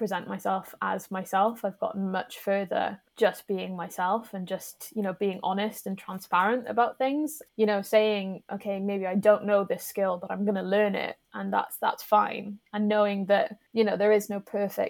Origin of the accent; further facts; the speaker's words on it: the Valleys, Wales, United Kingdom; also born or lived in Aberystwyth / Cardiff; I was born in West Wales. I grew up in the valleys